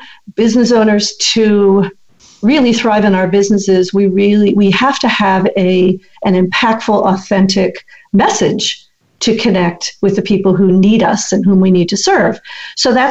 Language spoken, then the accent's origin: English; Massachusetts, United States; moved away as an adult; also born or lived in Shaker Heights, Ohio; now in California, United States; I grew up in Massachusetts